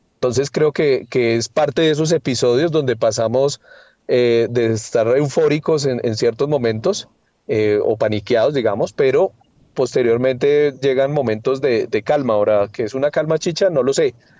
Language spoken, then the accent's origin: Spanish; Colombia